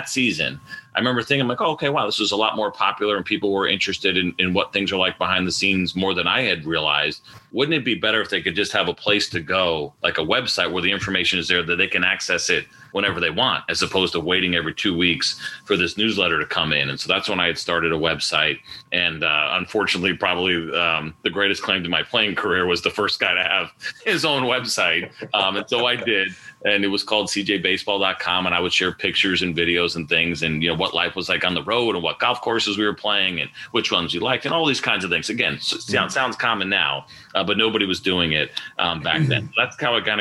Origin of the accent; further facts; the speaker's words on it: suburbs of New York City, United States; I grew up in the Northeast in the suburbs of New York City